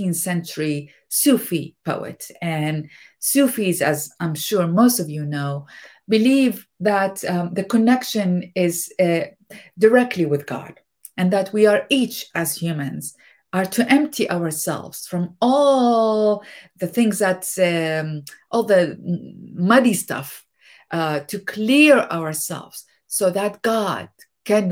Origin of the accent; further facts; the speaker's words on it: Iraq; moved away; as a youngster growing up in Iraq